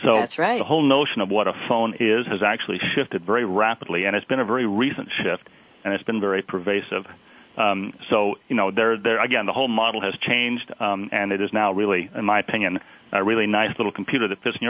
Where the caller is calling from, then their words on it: Dublin, California, United States; I'm calling from Dublin, California.